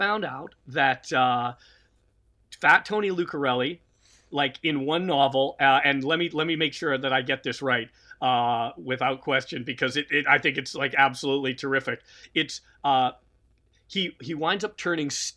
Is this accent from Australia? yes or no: no; Canada; us being Canadian